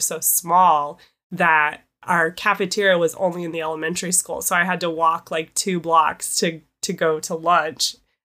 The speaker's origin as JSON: {"language": "English", "region": "Kansas", "country": "United States", "tie": "born or raised there", "also_born_or_lived": "Indiana", "said": "I grew up in Kansas, and I lived a little tiny bit in Indiana"}